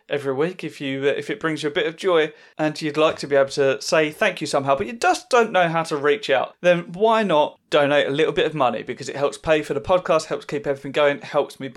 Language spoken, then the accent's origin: English; Southend-on-Sea, East of England, United Kingdom; I'm at the Alex next Sunday in Southend, which is my hometown gig.